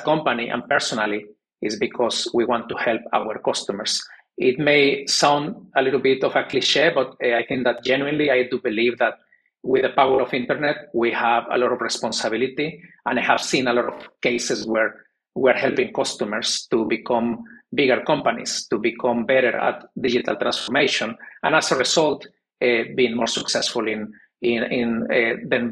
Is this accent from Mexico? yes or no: yes; Mexico; moved away as an adult; also born or lived in United States / New York / South Korea / Poland; I'm originally from Mexico, born and raised.